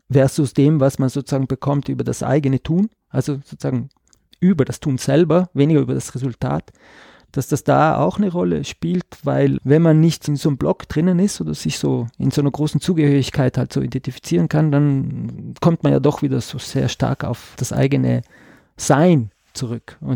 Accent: Trentino-Alto Adige, Italy; dass ich komme äh, aus Südtirol, also sozusagen diese deutschsprachige Minderheit in Italien, aber ich komme aus einem ladinischsprachigen Tal. Das ist nochmal eine andere Sprache.

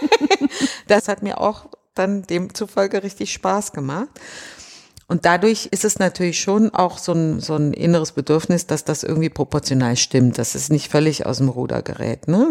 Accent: North Rhine-Westphalia, Germany; also born or lived in Düsseldorf / Düren; now in Berlin, Germany; ich bin tatsächlich im Rheinland groß geworden. In Düsseldorf zuerst, dann in Düren

